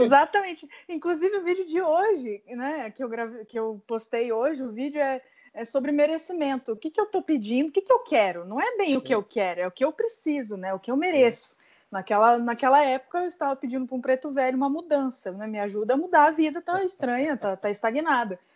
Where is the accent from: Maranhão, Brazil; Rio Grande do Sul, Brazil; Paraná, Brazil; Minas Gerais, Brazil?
Paraná, Brazil; Curitiba; moved away as an adult; also born or lived in São Paulo / Salvador; a gente veio embora para Curitiba que é onde eu é, é, a minha cidade natal